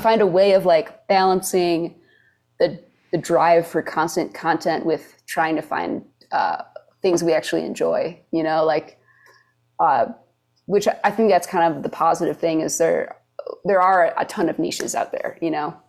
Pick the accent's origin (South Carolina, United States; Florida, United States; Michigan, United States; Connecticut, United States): Michigan, United States; moved away as an adult; also born or lived in Wisconsin; now in Nashville, United States; I was born in Wisconsin, but my parents work at an art school in Michigan